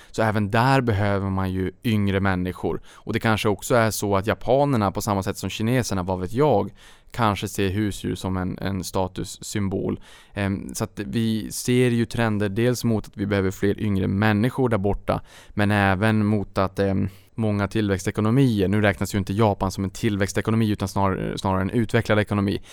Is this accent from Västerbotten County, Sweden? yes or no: no; Norrbotten County, Sweden; Norrbotten där jag kommer ifrån